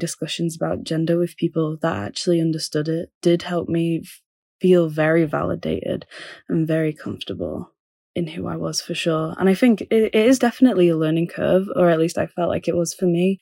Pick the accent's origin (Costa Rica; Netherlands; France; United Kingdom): United Kingdom; Manchester, North West England; moved away as an adult; also born or lived in London; I'm from Manchester, but I went to London for, um, for university.